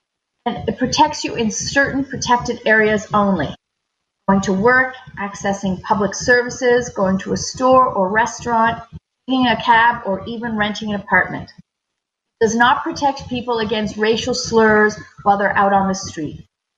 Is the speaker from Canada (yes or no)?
yes; Ontario, Canada; moved away as an adult; now in Newfoundland and Labrador, Canada; I'm originally from Ontario. My dad is from Guyana, and my mom's family is Canadian. Ancestors are Scottish, English, and Irish. My husband and I, and he's from Colombia, moved to Newfoundland and Labrador